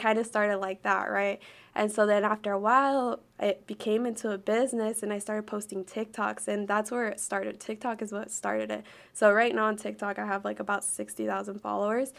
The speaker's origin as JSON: {"language": "English", "region": "Arkansas", "country": "United States", "tie": "born or raised there", "also_born_or_lived": "Chicago, Illinois / California", "said": "I was raised here my whole life"}